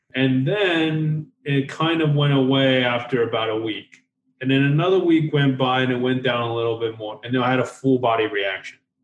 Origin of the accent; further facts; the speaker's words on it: Taiwan; moved away; I was born in Taiwan